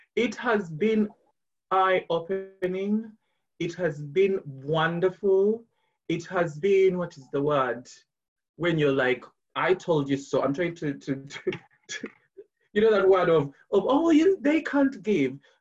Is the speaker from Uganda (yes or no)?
yes; Kampala, Central Region, Uganda; moved away as an adult; now in London, United Kingdom; I'm a Ugandan. I was born and raised in Kampala.